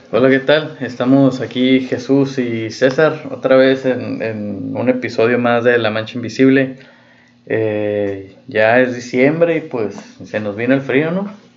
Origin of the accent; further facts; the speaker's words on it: Mexico; es algo chilo, güey, de nuestra cultura mexicana